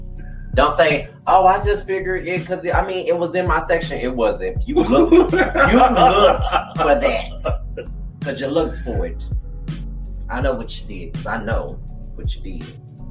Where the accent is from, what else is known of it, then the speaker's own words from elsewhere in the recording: Detroit, Michigan, United States; my family is originally from the South, even though I grew up up north, I grew up in Detroit.